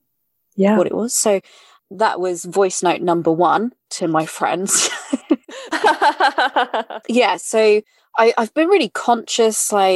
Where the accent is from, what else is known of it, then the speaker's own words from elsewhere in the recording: United Kingdom; accent: British; now in London, United Kingdom; I'm British. I am British. I say obviously, I mean, from my accent.